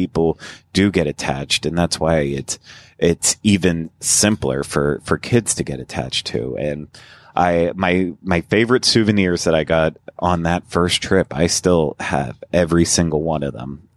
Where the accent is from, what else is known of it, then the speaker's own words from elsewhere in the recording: Pennsylvania, United States; We had a couple small regional parks around where I grew up in Pennsylvania